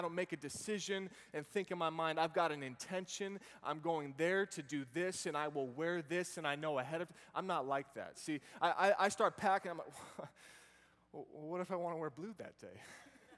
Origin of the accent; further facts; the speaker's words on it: Boston, Massachusetts, United States; now in Virginia, United States; I grew up over in the Boston area